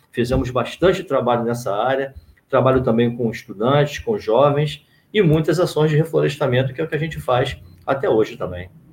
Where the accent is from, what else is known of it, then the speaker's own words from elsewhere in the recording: São Gonçalo, Rio de Janeiro, Brazil; nasci no Alcântara. Uma alegria de ter crescido ali no Alcântara, no Jardim Alcântara